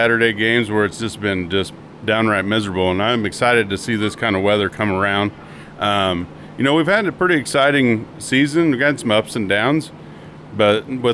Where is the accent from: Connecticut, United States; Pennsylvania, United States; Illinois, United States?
Illinois, United States; Lewistown; I'm from Lewistown, all right, and I played under Coach Winkler